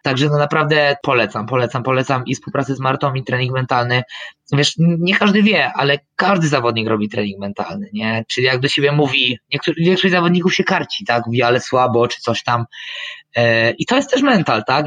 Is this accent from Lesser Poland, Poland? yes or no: yes; Michałowice, Lesser Poland, Poland; ja jestem tutaj z Michałowic koło Krakowa